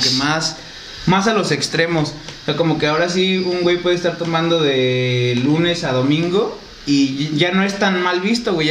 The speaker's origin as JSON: {"language": "Spanish", "country": "Mexico", "said": "nuestra identidad, a lo mejor como mexicanos"}